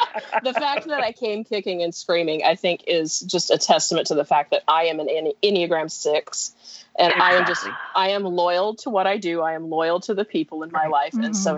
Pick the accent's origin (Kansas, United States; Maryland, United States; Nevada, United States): Kansas, United States; Wichita; moved away as an adult; now in Huntsville, United States; around 2013, I moved from my hometown of Wichita, Kansas, and relocated in Huntsville, Alabama, which is where I am now. I've been here for 6 years, I think.